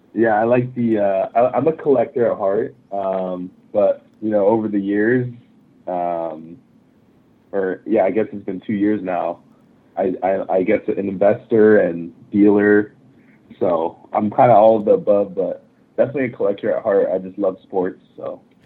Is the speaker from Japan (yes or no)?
yes; Japan; moved away; I grew up in Japan